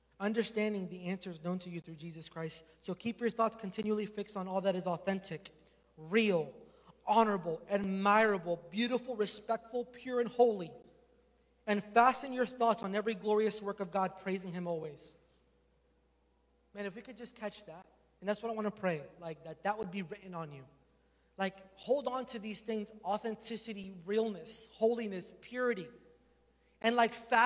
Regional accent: Florida, United States; moved away; I'm from Florida

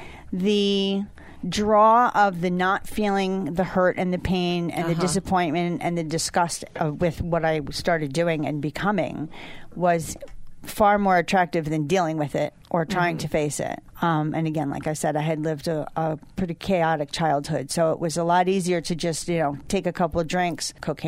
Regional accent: Sharon, Connecticut, United States; Well, back in the 80s, I came to Poughkeepsie from Sharon, Connecticut to attend Chrysler Business Institute.

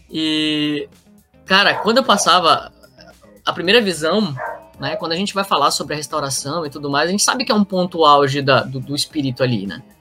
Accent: Roraima, Brazil; Eu também sou do norte, né? Sou lá de Roraima.

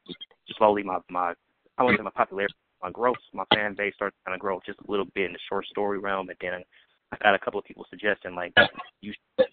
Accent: Milwaukee, Wisconsin, United States; Milwaukee, Wisconsin.

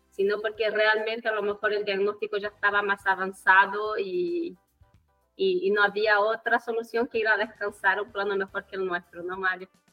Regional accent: Chile; soy bra chilena tengo 38 años

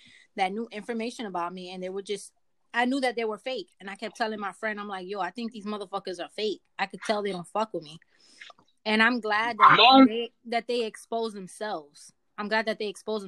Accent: New York, United States; I'm from New York.

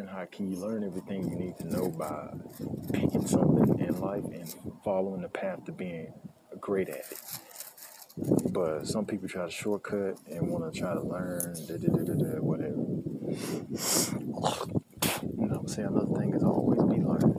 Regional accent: United States; I'm an American

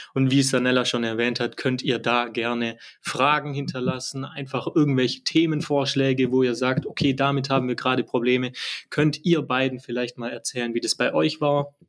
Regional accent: Germany; Ich halt eben als Deutscher

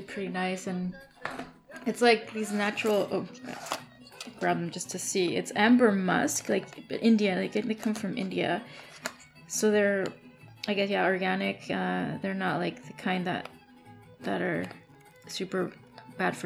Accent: Mexico; moved away; Mexico, you know, my home country.

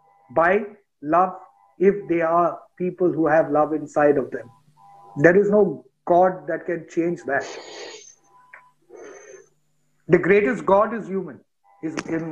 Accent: India; Because I come from India, a person sitting in the US thinks I think in a particular way.

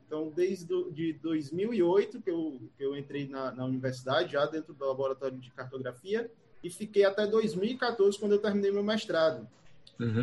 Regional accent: Jaguaribe, Ceará, Brazil; eu sou daqui do, do Ceará, eu sou de uma cidade, eu nasci em Jaguaribe

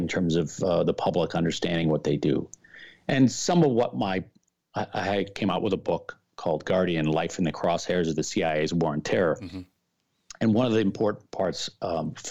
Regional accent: Milwaukee, Wisconsin, United States; moved away as an adult; my hometown of Milwaukee

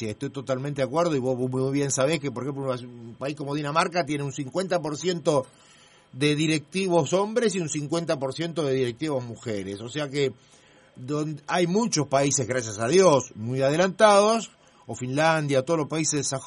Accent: Italy; mi país, yo soy italiano

